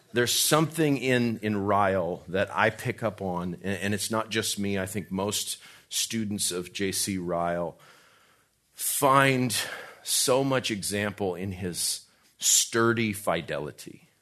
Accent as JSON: {"language": "English", "town": "Albuquerque", "region": "New Mexico", "country": "United States", "said": "I'm from Albuquerque"}